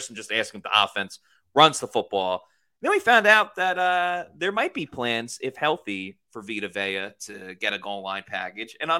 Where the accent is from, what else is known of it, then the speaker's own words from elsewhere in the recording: Massapequa, New York, United States; moved away as an adult; now in Florida, United States; I moved from New York to Florida to go to college